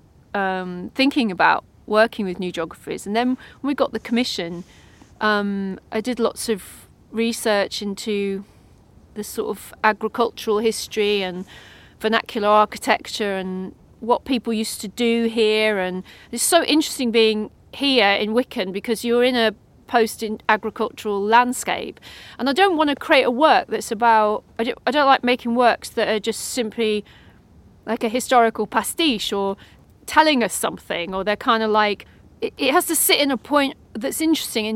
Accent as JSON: {"language": "English", "area": "Northamptonshire", "region": "East Midlands", "country": "United Kingdom", "tie": "born or raised there", "said": "I grew up in Northamptonshire"}